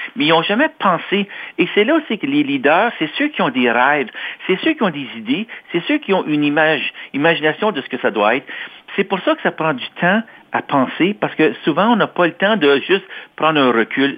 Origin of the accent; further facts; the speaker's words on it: Toronto, Ontario, Canada; also born or lived in Quebec; je suis né à Toronto. J'ai grandi en Ontario, je suis franco-ontarien.